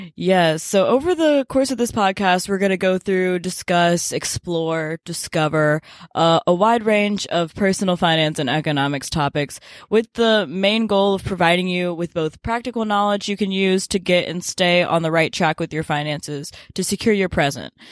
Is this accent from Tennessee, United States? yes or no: yes; Memphis, Tennessee, United States; moved away as an adult; I grew up in Memphis, Tennessee, and now I'm a freshman at Duke University